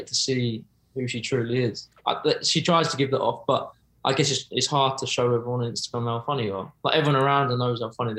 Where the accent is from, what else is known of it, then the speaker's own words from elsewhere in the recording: Oxford, South East England, United Kingdom; accent: posh-ish; moved away; We're from Oxford originally.